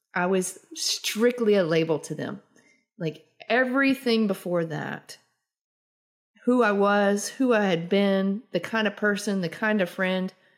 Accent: the South, United States; growing up in the South

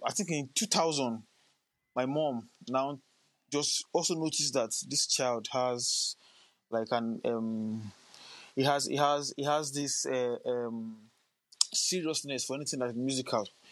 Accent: Lagos, Nigeria; also born or lived in Cross River State, Nigeria; I'm a native of um, Crush, somewhere called Cross River State in Nigeria. Okay. But I was born and bred in Lagos, Nigeria.

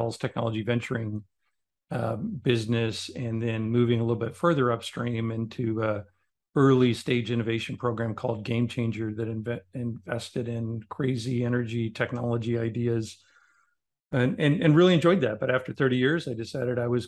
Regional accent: Omaha, Nebraska, United States; I grew up in Nebraska, but as a city kid in Omaha

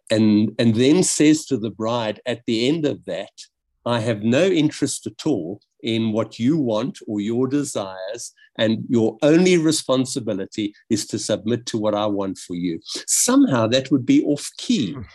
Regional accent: South Africa; growing up in South Africa and really feeling the weight from a very young age

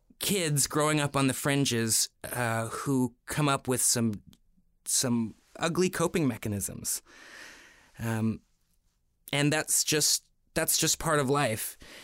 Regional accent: Toronto, Ontario, Canada; You know, I grew up in Toronto around artists, theater makers, painters, you know, people from all walks of life.

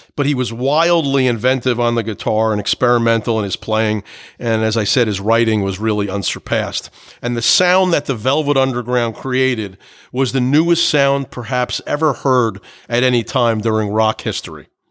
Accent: New Jersey, United States; I was from New Jersey

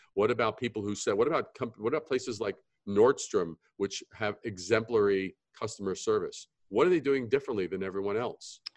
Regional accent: New York, United States; Growing up in New York, we would go to Greenwich Village

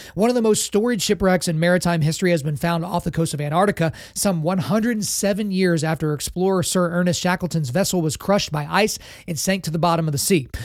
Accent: Oklahoma, United States; in the state of Oklahoma, my home state

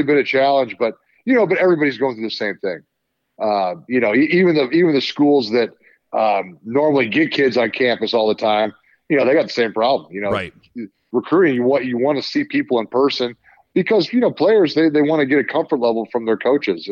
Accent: Lincoln, Nebraska, United States; we're both from Lincoln. We grew up, you know, kind of in the Husker.

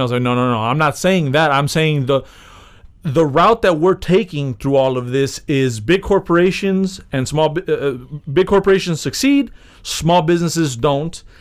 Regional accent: United States; I'm from America

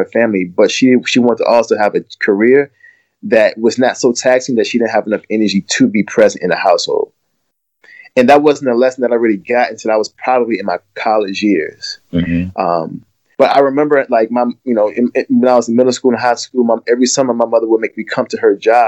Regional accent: Glen Allen, Virginia, United States; I grew up in Glen Allen, which is like a county just outside of Richmond, Virginia

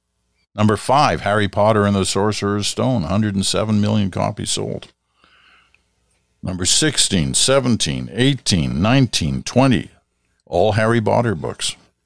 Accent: England, United Kingdom; born there; also born or lived in Southeast Asia / Ottawa; I was born in England. Grew up in Southeast Asia. Then we moved to Ottawa.

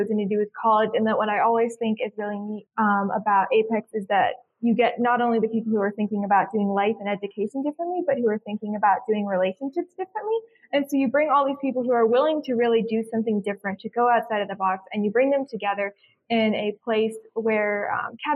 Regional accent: Southwest Virginia, United States; Yeah, I am from Southwest Virginia

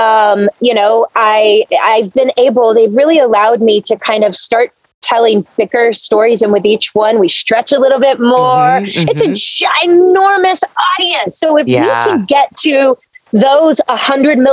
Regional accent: Blackshear, Georgia, United States; moved away; my hometown in Blackshear, Georgia

